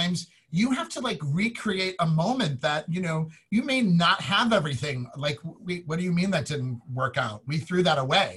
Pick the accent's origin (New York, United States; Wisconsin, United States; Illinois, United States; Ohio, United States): Illinois, United States; Chicago; moved away; I'm from Chicago